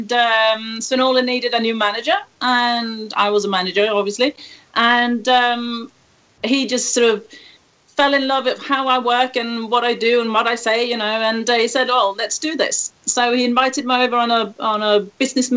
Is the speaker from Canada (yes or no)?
no; Sweden; now in Spain; I'm Swedish